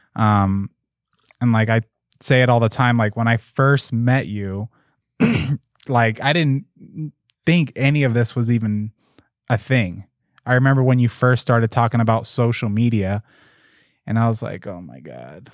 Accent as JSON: {"language": "English", "town": "Las Vegas", "region": "Nevada", "country": "United States", "said": "I'm from Las Vegas"}